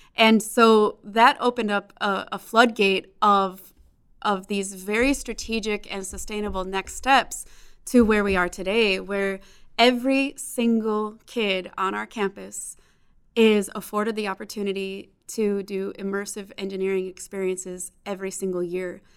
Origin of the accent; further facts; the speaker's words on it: Chicago, Illinois, United States; now in Phoenix, United States; growing up in Chicago